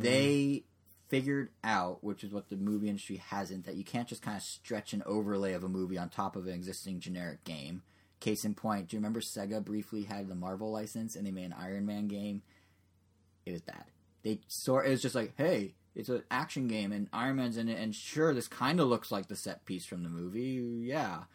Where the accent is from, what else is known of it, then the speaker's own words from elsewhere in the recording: United States; as an American